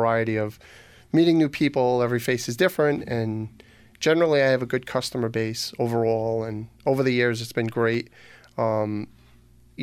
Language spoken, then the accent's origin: English; Somerset, Massachusetts, United States; accent: Massachusetts; now in Eastern Connecticut, United States; I'm actually from Somerset, Mass., a suburb of that everybody would probably know would be Fall River